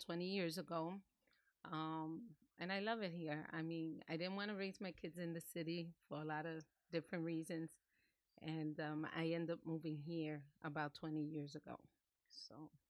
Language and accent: English; New York City, New York, United States; moved away as an adult; now in New Jersey, United States; I was born and raised in New York City.